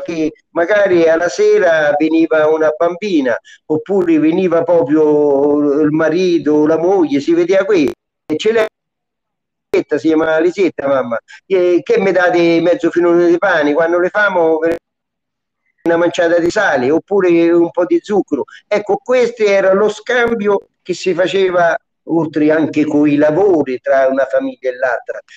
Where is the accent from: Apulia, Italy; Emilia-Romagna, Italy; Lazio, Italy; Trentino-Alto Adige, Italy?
Lazio, Italy; Lubriano; le piazze di Lu, del mio paese.